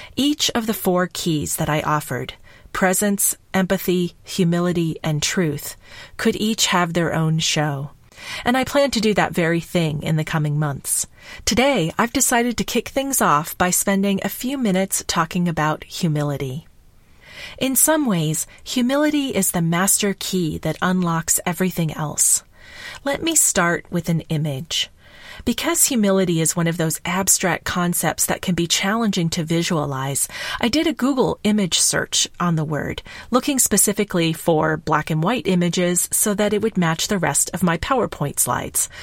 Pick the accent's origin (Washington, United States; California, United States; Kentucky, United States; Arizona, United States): Kentucky, United States; I grew up in Kentucky